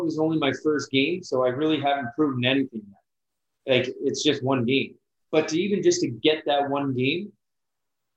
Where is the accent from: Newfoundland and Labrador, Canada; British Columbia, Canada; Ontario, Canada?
Ontario, Canada; London; They knew I was from London